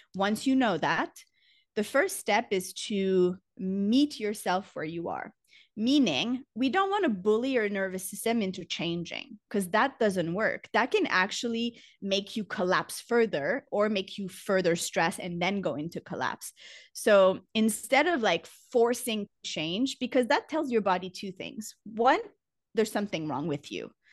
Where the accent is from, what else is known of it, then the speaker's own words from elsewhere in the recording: Canada; moved away as an adult; now in Costa Rica; I'm Canadian, but I've been living abroad for about ten years